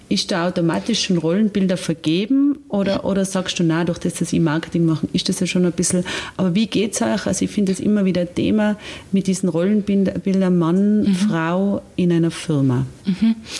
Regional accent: Austria; bei uns in Österreich

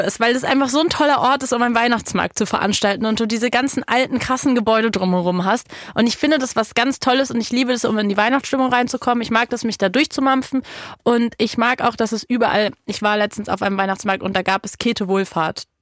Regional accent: Berlin, Germany; als Berlinerin in Berlin

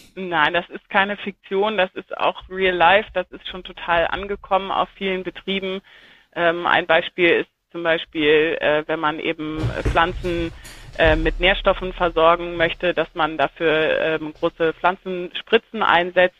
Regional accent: Germany; moved away; also born or lived in Saxony-Anhalt; Ich bin an der Ostsee geboren

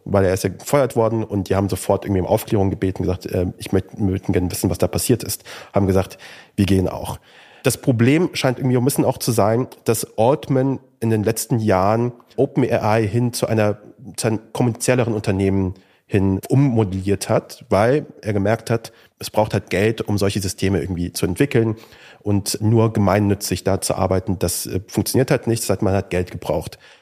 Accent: Kassel, Hesse, Germany; Ich bin in Kassel aufgewachsen

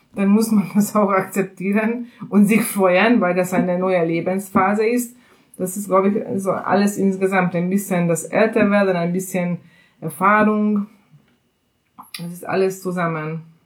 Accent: Hungary; German is a second language; moved away as an adult; now in Berlin, Germany; werde ich trotzdem noch eine äh, gebürtige Ungarin bleiben und mein Akzent

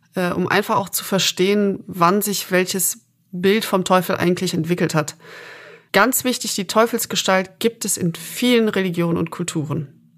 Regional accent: Aachen, North Rhine-Westphalia, Germany; Ich bin gebürtige Aachenerin

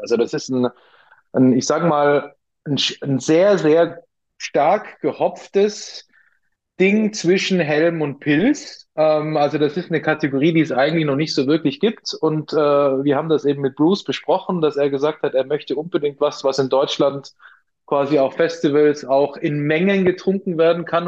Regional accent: Austria; accent: Austrian dialect; now in Munich, Germany; gebürtig aus Österreich, deswegen äh, ab und zu sorry für meine für meinen Dialekt

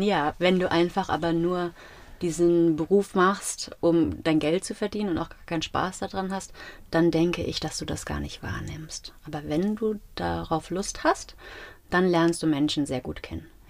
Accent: Gau-Bischofsheim, Rhineland-Palatinate, Germany; also born or lived in Mainz; Ich bin auch in Gobischafsheim zur Schule gegangen und es war sehr heimisch

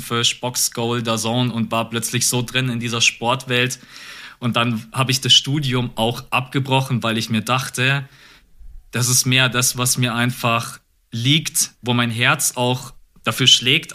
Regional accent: Munich, Bavaria, Germany; also born or lived in Augsburg; ich bin in München geboren und aufgewachsen

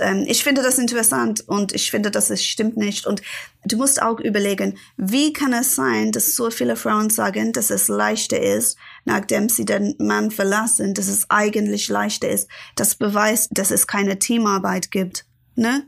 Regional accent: Ilford, London, United Kingdom; German is a second language; moved away as an adult; now in Berlin, Germany; Ich komme nicht wirklich aus London. Ich komme aus Ilford

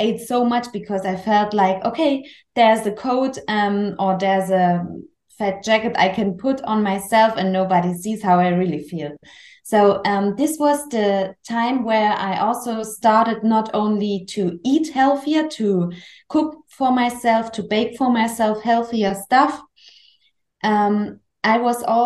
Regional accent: Chemnitz, Saxony, Germany; English is a second language; moved away as an adult; And I'm from Germany. I was born in Chemnitz. It's close to Dresden. Maybe you know, it's a really big city in Saxony

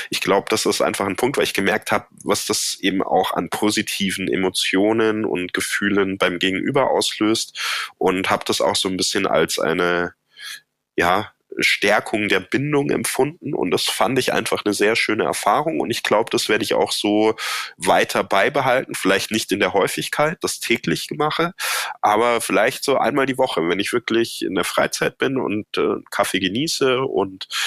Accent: Baden-Württemberg, Germany; Ja, ich komme ja aus dem Badischen ursprünglich und da gibt's ein Sprichwort

